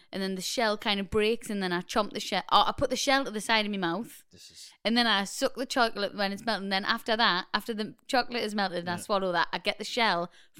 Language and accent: English; Newcastle upon Tyne, North East England, United Kingdom; accent: Geordie; It's Doritos or Doritos because we're Geordies.